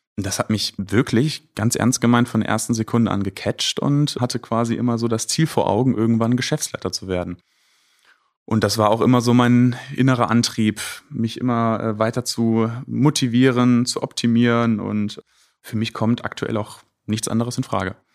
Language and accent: German; Düsseldorf, North Rhine-Westphalia, Germany; also born or lived in Bocholt; Ich bin Düsseldorfer durch und durch